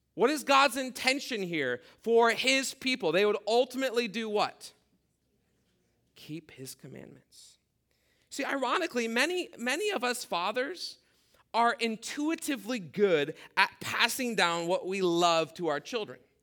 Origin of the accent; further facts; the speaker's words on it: Midwest, United States; growing up in the Midwest, th-, those were our options where we lived.